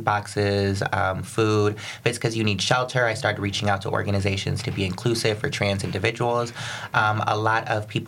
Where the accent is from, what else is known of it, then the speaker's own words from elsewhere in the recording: Florida, United States; moved away as an adult; now in Detroit, United States; I was raised in Florida. I moved to Detroit 2011